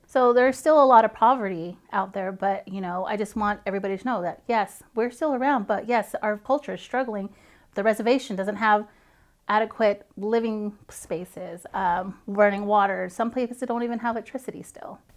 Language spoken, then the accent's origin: English; Farmington, New Mexico, United States; now in Fort Riley, United States; I'm originally from Farmington, New Mexico, the Four Corners area.